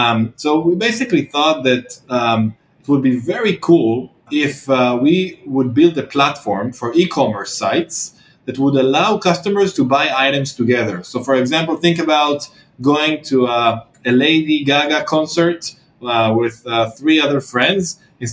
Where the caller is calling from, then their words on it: Tel Aviv, Tel Aviv District, Israel; I'm calling in from Tel Aviv, Israel